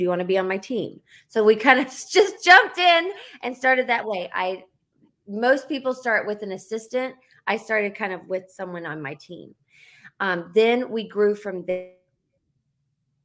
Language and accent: English; Charlotte, North Carolina, United States; moved away as an adult; now in Los Angeles, United States; I am from North Carolina, from Charlotte, and I live in Los Angeles. I've lived here over 15 years